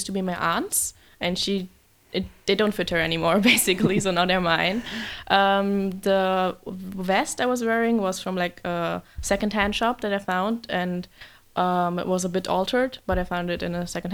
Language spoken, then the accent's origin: English; Berlin, Germany; I'm from Berlin